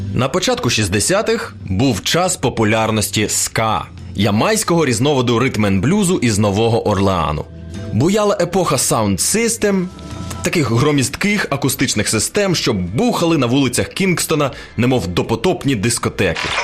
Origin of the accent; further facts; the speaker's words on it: Ukraine; у нас в Україні